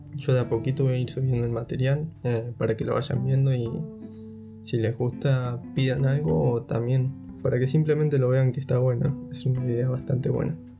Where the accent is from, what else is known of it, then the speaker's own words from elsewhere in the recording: General Pico, La Pampa, Argentina; moved away as an adult; now in Buenos Aires, Argentina; Yo nací en General Pico, La Pampa, es una ciudad pequeña en la provincia que limita al este